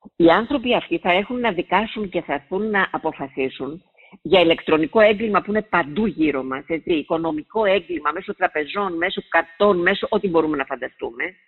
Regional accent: Siatista, Western Macedonia, Greece; moved away; στη Σιάτιστα, ε, στην πατρίδα μου επάνω

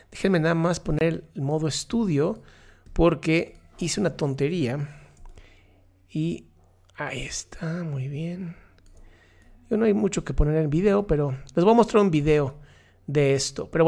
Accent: Ecuador; soy cosita, no sé, y soy de Ecuador, no voy a decir dónde.

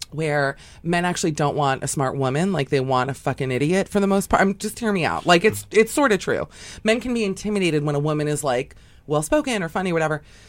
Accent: Miami, Florida, United States; I grew up in Miami

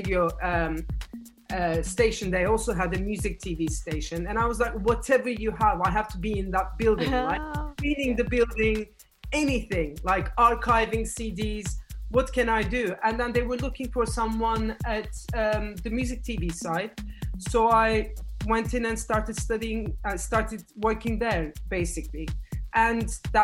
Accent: Istanbul, Turkey; moved away; I come from Istanbul. And when I was growing up, we didn't actually have that kind of like musical education

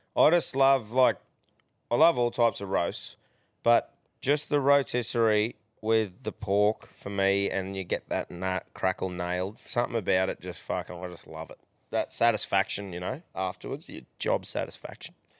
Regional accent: Queensland, Australia; being a Queenslander

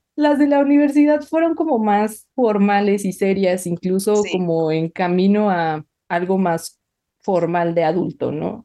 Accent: Mexico

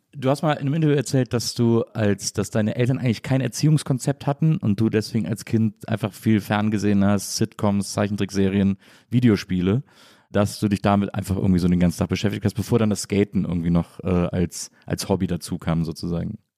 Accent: a town between Cologne and Bonn, North Rhine-Westphalia, Germany; moved away; ich äh, komme aus so einer Stadt zwischen Köln und Bonn, auch so eine Kleinstadt

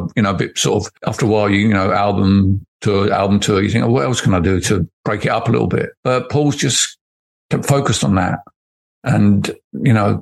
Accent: Barking, London, United Kingdom; I grew up in Barking in East London

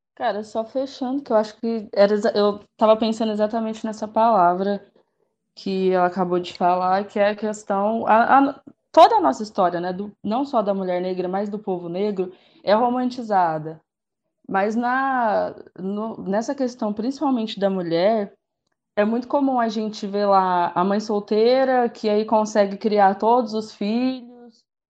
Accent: Guará, São Paulo, Brazil; moved away as an adult; now in Uberaba, Brazil; eu sou de Guará, mas atualmente moro em Uberaba

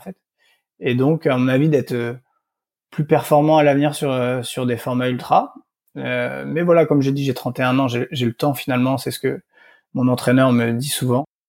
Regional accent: South Brittany, France; moved away; also born or lived in Nantes / Lille / Nice; je suis originaire de du Morbihan en, Bretagne Sud où j'ai grandi

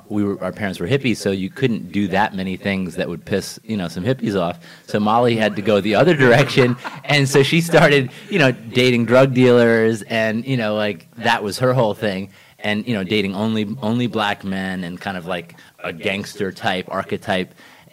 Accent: Ithaca, New York, United States; I grew up in Ithaca, New York

